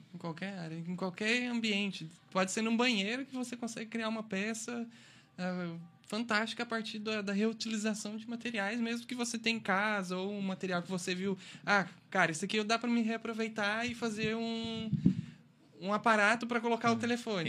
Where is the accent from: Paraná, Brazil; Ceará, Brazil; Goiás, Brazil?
Goiás, Brazil; moved away; Eu fui criado em Goiás, então eu fui criado no meio de fazenda, no meio da natureza